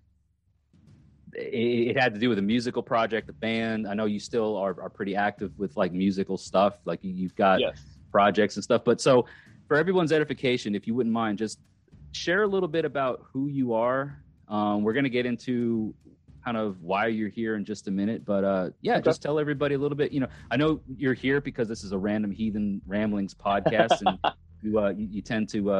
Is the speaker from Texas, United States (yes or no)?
no; Long Island, New York, United States; moved away; also born or lived in Catskills, New York; I'm not even from upstate New York, but I'm from Long Island, and I moved to like the lower foothills of the Catskill Mountain Range.